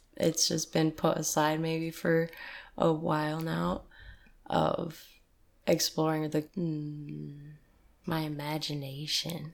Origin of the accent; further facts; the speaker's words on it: East Side, New York, United States; now in Detroit, United States; I'm from, uh, the New York and East Side